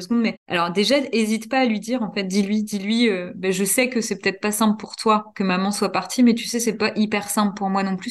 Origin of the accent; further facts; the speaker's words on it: Normandy, France; moved away as an adult; also born or lived in Burgundy; now in Dijon, France; Je suis Normandie, moi, là. Je suis Normande